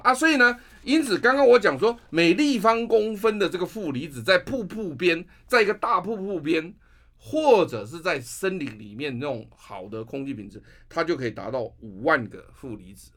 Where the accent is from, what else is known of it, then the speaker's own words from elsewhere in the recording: Taiwan; 我们台湾人在散步或走路的这个运动里面，最常做的就是公园